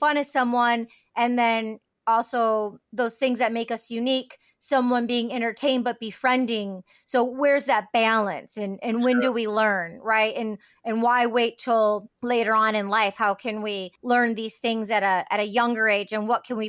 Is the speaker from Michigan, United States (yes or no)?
yes; outside of Detroit, Michigan, United States; I grew up outside of Detroit